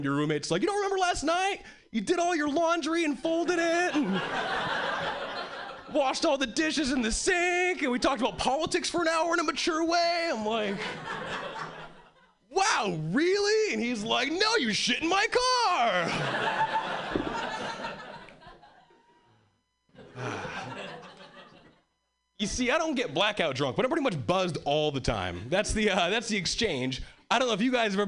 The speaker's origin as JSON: {"language": "English", "region": "Hawaii", "country": "United States", "tie": "born or raised there", "moved": "as an adult", "lives_now": "Boston, United States", "said": "I was born and raised in Hawaii, and three years ago, I moved to Boston."}